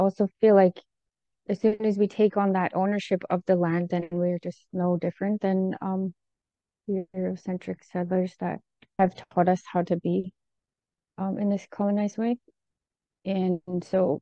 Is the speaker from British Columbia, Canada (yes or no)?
yes; Okanagan territory and Ktunaxa territory, British Columbia, Canada; moved away; I'm from the Okanagan territory, Seal, and the Kootenai territory, which is Tunaka, and they're in Cranbrook, BC. Okanagan is near Penticton.